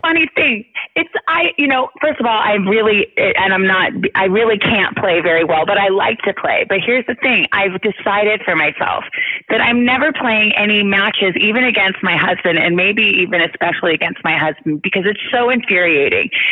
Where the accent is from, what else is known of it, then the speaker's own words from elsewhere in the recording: Tucson, Arizona, United States; moved away; I grew up in Tucson, Arizona